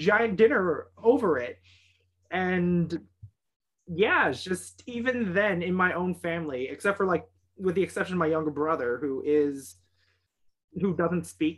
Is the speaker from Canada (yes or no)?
yes; Canada; being full Chinese in Canada